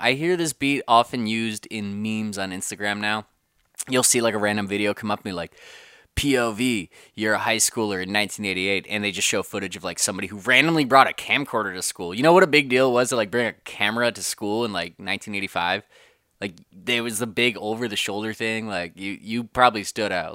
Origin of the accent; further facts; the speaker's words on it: California, United States; born and raised in Cali, and I was the first in my family to do so